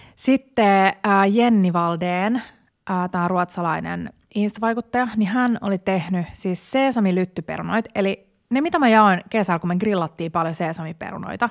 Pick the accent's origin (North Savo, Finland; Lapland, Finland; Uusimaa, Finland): Uusimaa, Finland; Porvoo; moved away; mun vanhan kotikaupunkini Porvoon